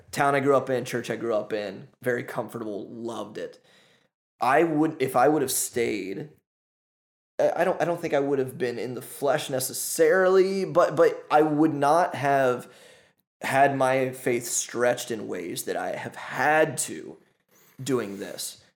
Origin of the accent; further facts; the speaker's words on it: United States; moved away as an adult; also born or lived in Ohio; as an American, as a Westerner